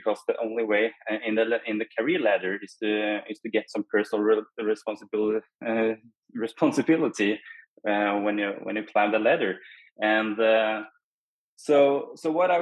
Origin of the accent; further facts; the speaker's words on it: Norway; I'm from Norway.